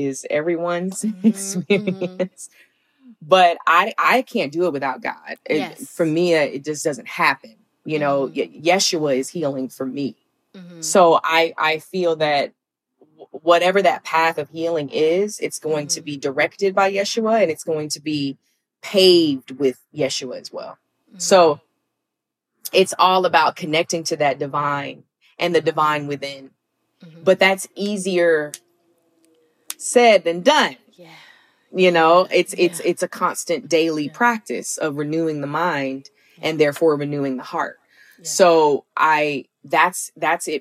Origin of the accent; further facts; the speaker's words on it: Alabama, United States; growing up in the South